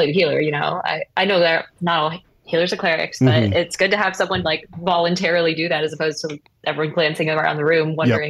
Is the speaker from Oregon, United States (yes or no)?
yes; Portland, Oregon, United States; I grew up in the Rose City up in Portland